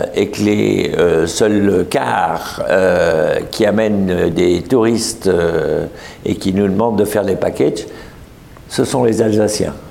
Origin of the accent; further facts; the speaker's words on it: Lorraine, Grand Est, France; en France, je dis que je suis un Lorrain du Grand Est